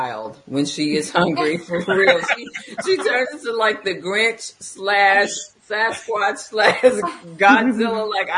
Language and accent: English; the South, United States; now in Atlanta, United States; I'm from the South